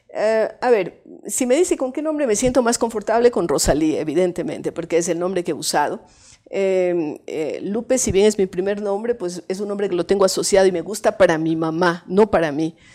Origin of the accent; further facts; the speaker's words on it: Cuenca, Azuay, Ecuador; also born or lived in Bogotá, Colombia; yo nací en Cuenca